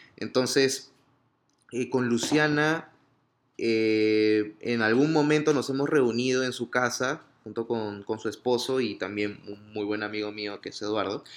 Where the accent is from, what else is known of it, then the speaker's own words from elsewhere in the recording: Piura, Peru; moved away as an adult; Piura, que es el norte de Perú, de donde yo vengo